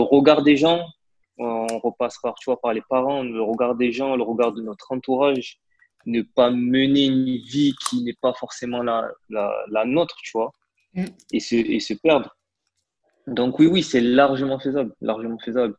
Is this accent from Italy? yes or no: no; Marseille, Provence-Alpes-Côte d'Azur, France; je suis originaire de Marseille